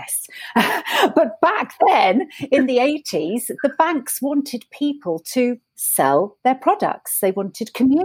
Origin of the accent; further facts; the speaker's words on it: Isle of Wight, South East England, United Kingdom; a little girl growing up on the Isle of Wight